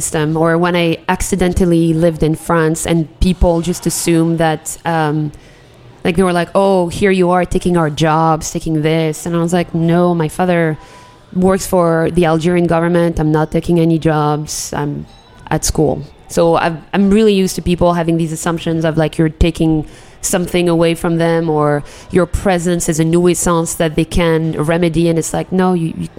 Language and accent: English; Yemen; Well, you could have been like, well, we invented coffee. I'm from Yemen.